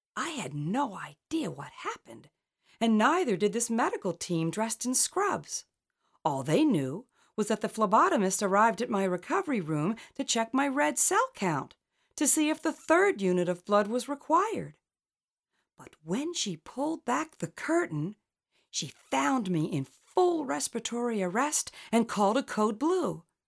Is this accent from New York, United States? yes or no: no; Collingswood, New Jersey, United States; growing up in Collingswood, New Jersey.